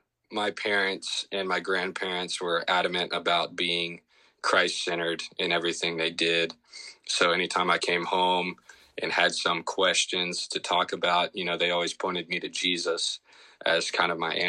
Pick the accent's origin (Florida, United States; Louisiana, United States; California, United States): Louisiana, United States; Shreveport; I grew up in Shreveport, Louisiana, as a son of a youth minister and grandson of our preacher